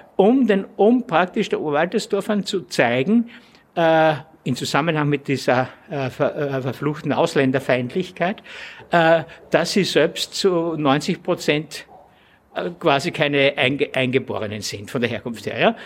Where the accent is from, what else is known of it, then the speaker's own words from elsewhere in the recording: Austria; als Österreicher